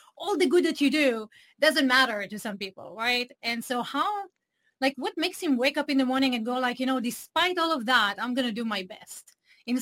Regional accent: Israel; English is a second language; moved away as an adult; I grew up in Israel

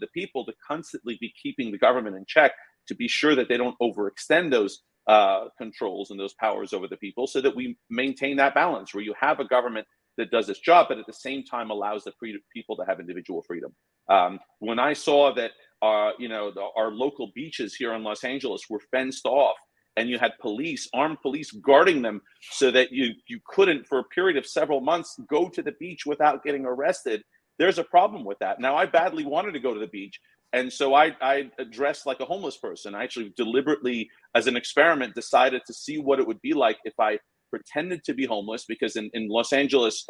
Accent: Iran; now in United States; when I was born in Iran, it was pre-revolution. You know, when I was a kid, the revolution occurred

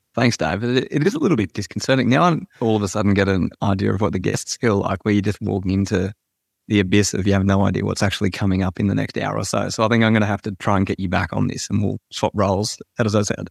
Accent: Sydney, New South Wales, Australia; I, I grew up in Sydney

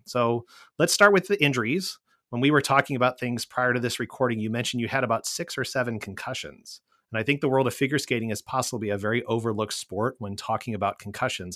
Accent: St. Louis, Missouri, United States; here in St. Louis, my hometown

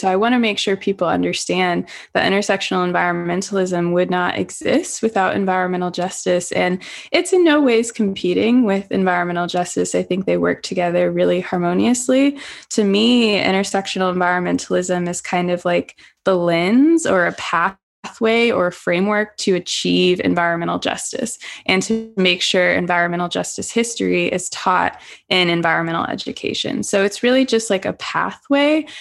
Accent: St. Louis, Missouri, United States; now in Southern California, United States; I'm from the Midwest, originally St. Louis, Missouri.

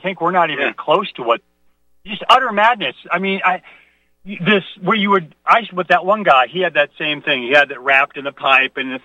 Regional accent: Midwest, United States; I was raised in the Midwest.

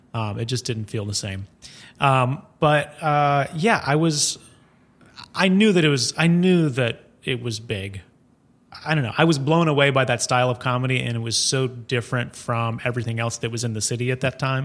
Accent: Columbia, South Carolina, United States; now in New York, United States; I'm from Columbia, South Carolina

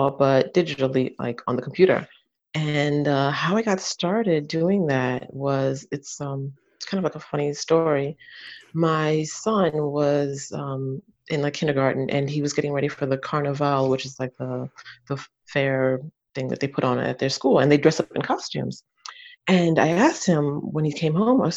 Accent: United States; moved away as an adult; now in France; I'm American, but I live in France. I've been here for about 13 years now.

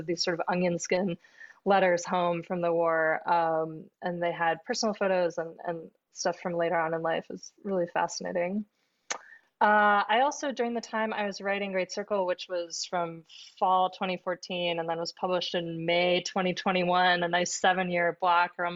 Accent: Southern California, United States; I grew up in Southern California, although my parents moved there from Minneapolis shortly before I was born.

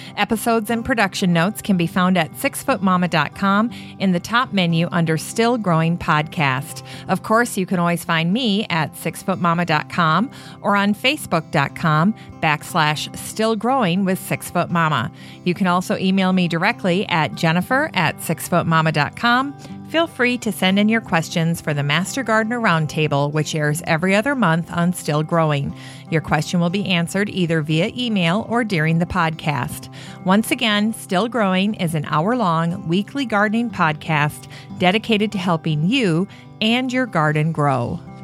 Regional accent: Minnesota, United States; we're from Minnesota

